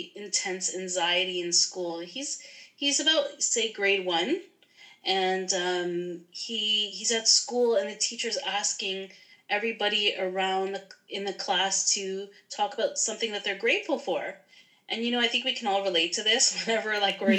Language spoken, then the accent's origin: English; Toronto, Ontario, Canada; I am from the Toronto area. I live about maybe like 40 minutes outside of the Toronto area in the suburbs.